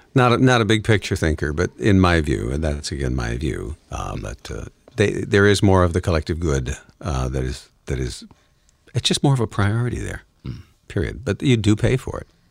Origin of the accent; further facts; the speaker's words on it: Detroit, Michigan, United States; I'm from the Motor City